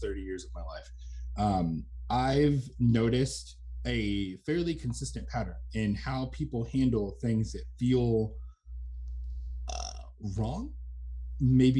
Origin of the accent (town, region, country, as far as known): United States